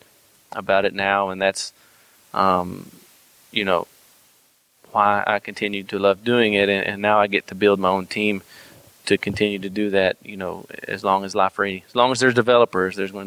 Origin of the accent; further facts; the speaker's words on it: United States; accent: Texan and Arkansas; also born or lived in Texas / Arkansas; my Texan and my Arkansas accent